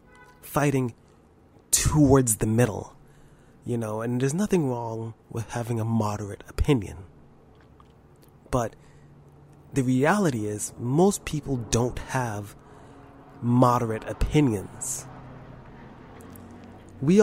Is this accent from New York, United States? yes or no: yes; New York, United States; I'm from New York and I'm black